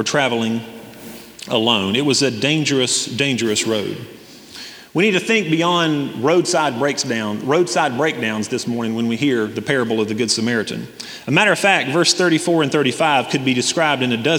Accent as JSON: {"language": "English", "town": "Hendersonville", "region": "North Carolina", "country": "United States", "tie": "born or raised there", "said": "growing up in Hendersonville"}